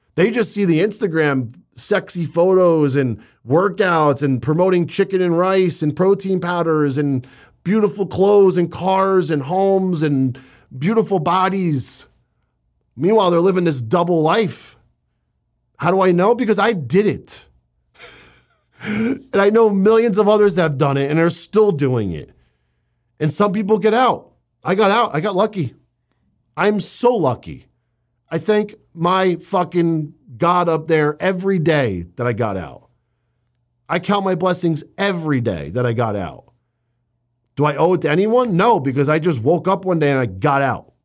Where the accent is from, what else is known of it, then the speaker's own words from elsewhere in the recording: Northeast, United States; also born or lived in New Jersey; I was growing up in the Northeast in New York and New Jersey